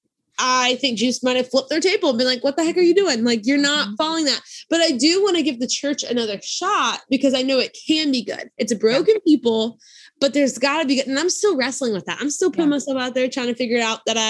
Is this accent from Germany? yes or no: no; South Louisiana, United States; I grew up in South Louisiana